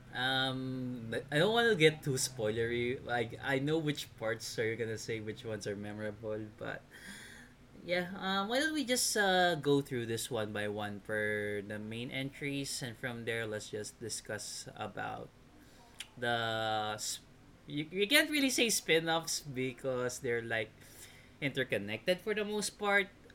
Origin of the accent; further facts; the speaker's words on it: Philippines; being a Filipino